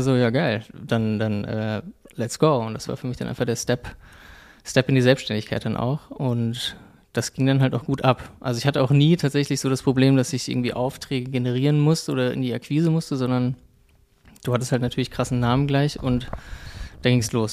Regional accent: Frankfurt, Hesse, Germany; ich bin in Frankfurt groß geworden

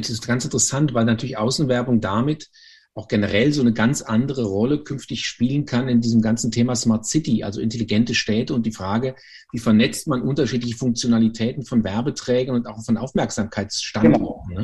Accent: Germany; als Deutscher

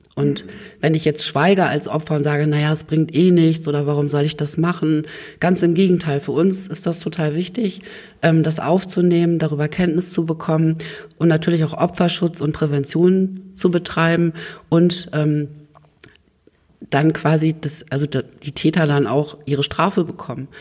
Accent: Oldenburg, Lower Saxony, Germany; also born or lived in Hannover; gebürtiger Oldenburger

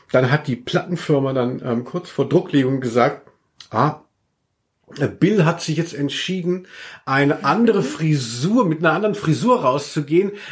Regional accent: Southern Germany, Germany; now in Cologne, Germany; Gell, dass man merkt, ich komme eigentlich aus Süddeutschland.

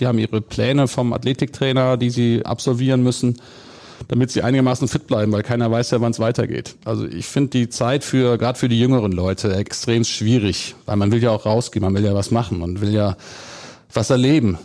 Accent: Gummersbach, North Rhine-Westphalia, Germany; wenn man früher im Oberbergischen groß geworden ist und ich bin in Gummersbach geboren

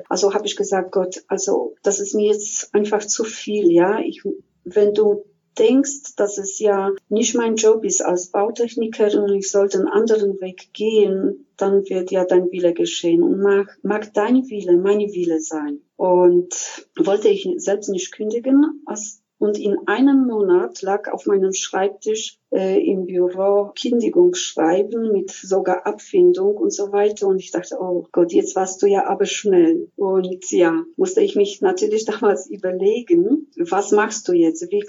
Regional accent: Silesian Voivodeship, Poland; Ich komme aus Schlesien aus Polen, wo diese spirituelle Seite mich sehr begleitet hat

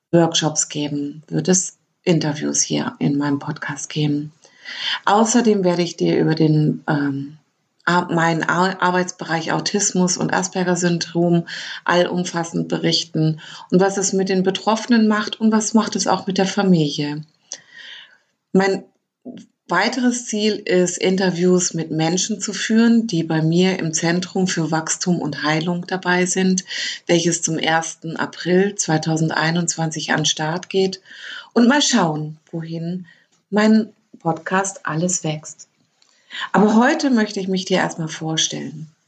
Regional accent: Lower Saxony, Germany; born there; moved away as an adult; now in Baden-Württemberg, Germany; ich bin 1972 in Niedersachsen geboren. Seit 2001 lebe ich in Baden-Württemberg, weil ich mich dorthin verliebt hatte.

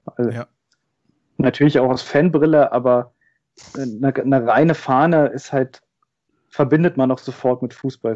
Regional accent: Rathenow, Brandenburg, Germany; aus dem schönen Hafeland, das kennt man vielleicht noch aus dem äh, Gedicht von Theodor Fontane, der Herr Ribbeck zu Ribbeck auf Haf im Hafeland ähm, geboren in Rathenow, da auch äh, in der Nähe aufgewachsen

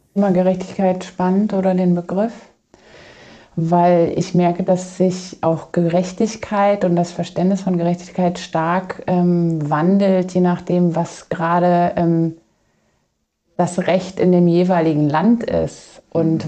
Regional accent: Kassel, Hesse, Germany; Ich komme hier aus Kassel oder bin hier in der Gegend aufgewachsen und wohne jetzt schon einige Jahre hier

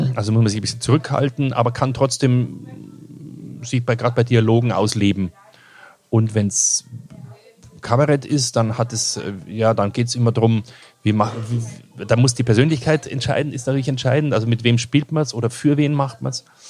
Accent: Kirchseeon, Bavaria, Germany; also born or lived in Ebersberg; ich bin in Kirchseeon aufgewachsen und Ebersberg

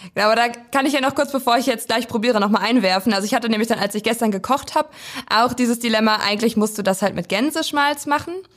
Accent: Weisen, Brandenburg, Germany; ich komme aus dem kleinen Dörfchen Weisen

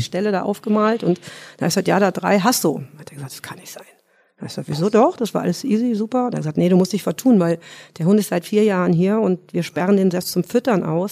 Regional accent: between Cologne and Düsseldorf, North Rhine-Westphalia, Germany; moved away as an adult; now in Munich, Germany; ich komme aus Nordrhein-Westfalen

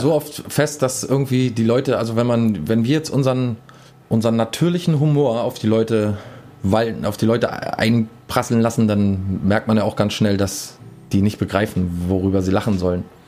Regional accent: Berlin, Germany; bei uns in Berlin

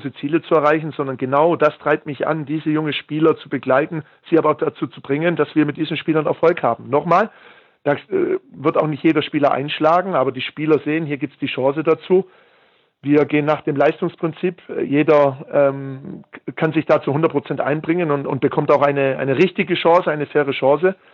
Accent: Heidenheim, Baden-Württemberg, Germany; born there; Ich bin in Heidenheim geboren und Heidenheim ist eine Industriestadt mit, mit unheimlich viel Mittelstand.

